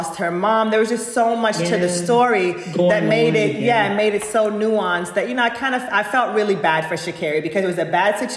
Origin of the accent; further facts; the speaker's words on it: Jamaica; moved away; I am a Jamaican girl